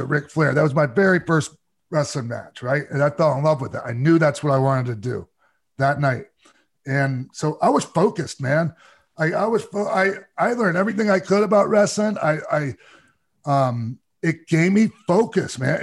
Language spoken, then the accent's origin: English; St. Petersburg, Florida, United States; Bayfront Center Arena in my hometown, St. Pete, Florida